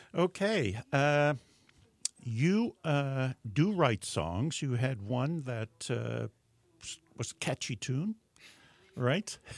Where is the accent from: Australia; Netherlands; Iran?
Netherlands; moved away; I was born in Holland and still have yeah. cousins there, and so I go back occasionally